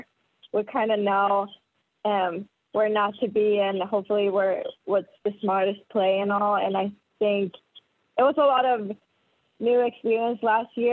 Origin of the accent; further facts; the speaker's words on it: Gothenburg, Västra Götaland, Sweden; moved away as an adult; also born or lived in Florida; I'm from Sweden, born and raised in Gothenburg.